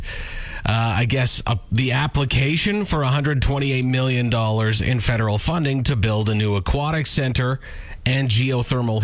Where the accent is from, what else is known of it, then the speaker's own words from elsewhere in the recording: Saskatoon, Saskatchewan, Canada; now in Regina, Canada; When I was growing up in Saskatoon